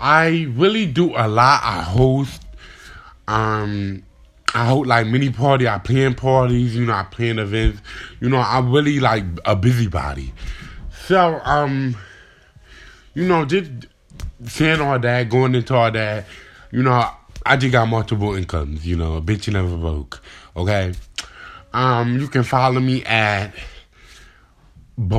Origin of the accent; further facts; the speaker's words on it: Delaware, United States; I'm from Delaware